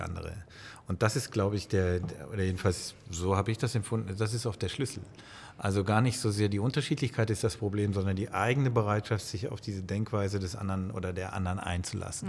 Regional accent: Bonn, North Rhine-Westphalia, Germany; Ich bin äh, wie Sie in Bonn geboren

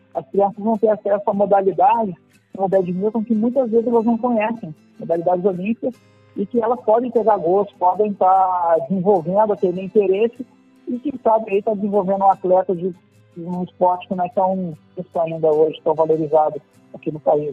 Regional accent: Angra dos Reis, Rio de Janeiro, Brazil; nós de Angra

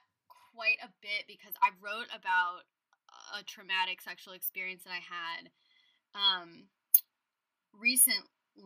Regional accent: Los Angeles, California, United States; moved away as an adult; also born or lived in New York; I'm from Los Angeles, and I spent 10 plus years in New York. And then when I moved back to LA in 2018

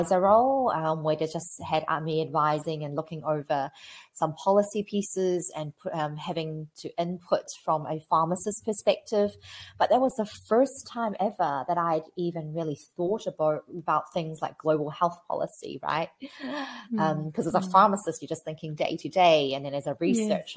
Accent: New Zealand; I'm a pharmacist from New Zealand.

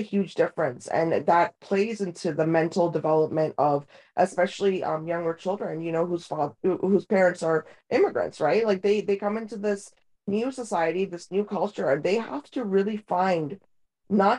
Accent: United States; first language Hindi; English is a second language; also born or lived in India; my parents brought me to America when I was like, what, 5 years old

